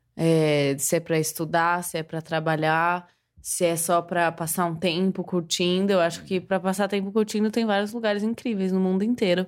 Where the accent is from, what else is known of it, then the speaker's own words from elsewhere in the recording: Guarulhos, São Paulo, Brazil; also born or lived in Catanduva; now in São Paulo, Brazil; eu morei minha vida inteira em Guarulhos. Então, morei até os 14, até os 13 em Guarulhos. Não, até os 14, é, até os 14 em Guarulhos.